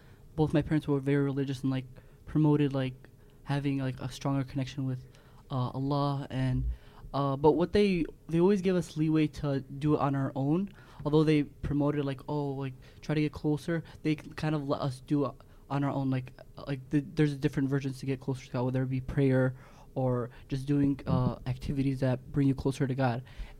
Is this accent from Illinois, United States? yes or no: yes; Illinois, United States; I was born and raised here in Illinois, but my parents are originally from Yemen